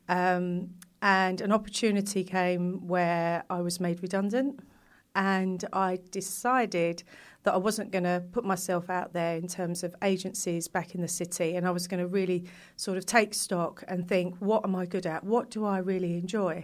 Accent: London, United Kingdom; I grew up in East London

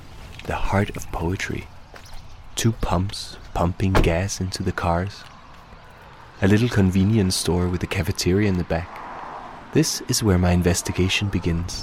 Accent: Denmark; first language Danish; English is a second language; I've also published books of poetry in my native language, Danish

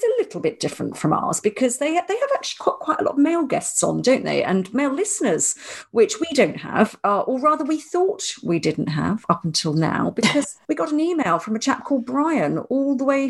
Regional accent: Ireland; He did refer to me as the Irish-born lady

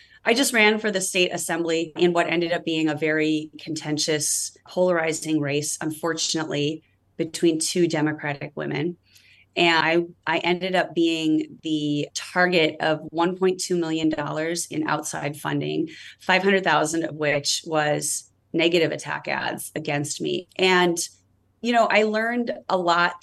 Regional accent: Midwest, United States; now in Redwood City, United States; I grew up in the Midwest

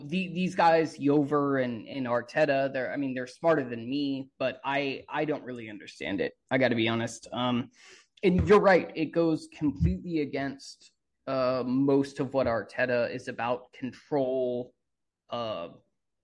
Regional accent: United States; I'm American.

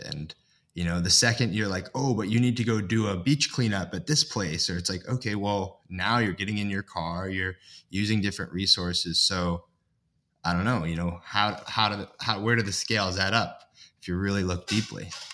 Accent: Ithaca, New York, United States; I grew up in Ithaca, New York, which is landlocked

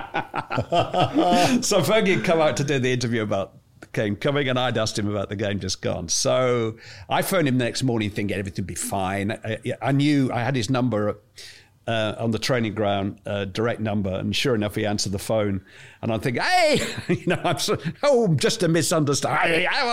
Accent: England, United Kingdom; I'm English

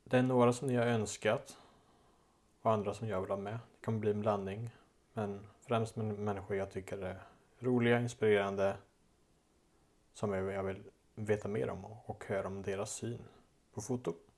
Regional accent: Dals Långed, Västra Götaland, Sweden; moved away as an adult; min hemort, Dalslånged i Dalsland, där jag är uppväxt.

